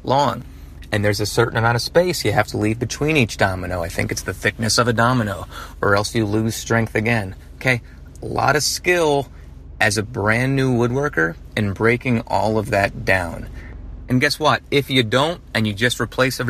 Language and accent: English; New Jersey, United States; now in Atlanta, United States; I'm from Jersey